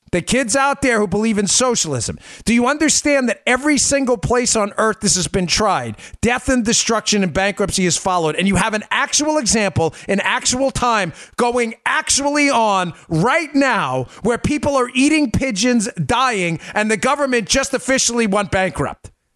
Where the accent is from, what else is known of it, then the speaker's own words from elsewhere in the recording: the North, United States; moved away; also born or lived in the South (US); I grew up in the North. I live down here now.